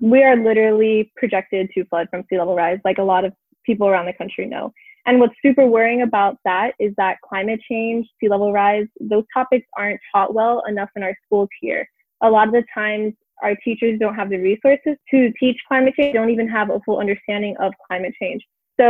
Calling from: Miami, Florida, United States; I am 20 years old and I'm calling in from Miami, Florida.

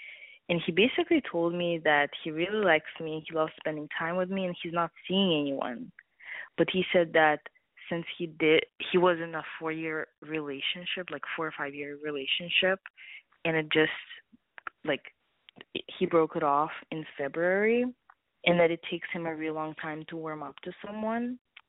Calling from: East Coast, United States; calling from the East Coast

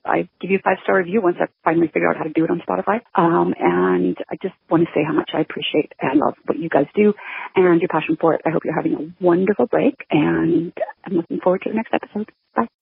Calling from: Vancouver, British Columbia, Canada; I'm calling from Vancouver in British Columbia in Canada.

